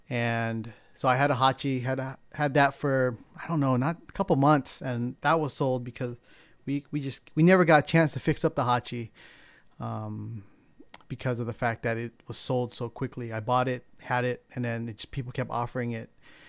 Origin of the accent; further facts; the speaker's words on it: San Diego, California, United States; I grew up in San Diego, California, so it was kind of in the midst of a real big street racing scene down there.